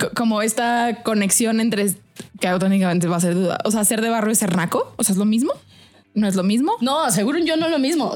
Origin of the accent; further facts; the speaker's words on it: Mexico; accent: fresa; soy fresa porque mi acento lo denota